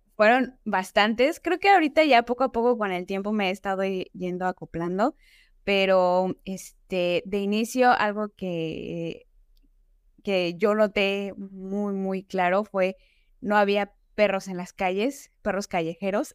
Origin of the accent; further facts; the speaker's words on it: State of Mexico, Mexico; moved away as an adult; now in Dublin, Ireland; yo nací en la Ciudad de México. Eh, tiempo después me fui a vivir al Estado de México y ahí es básicamente donde yo crecí.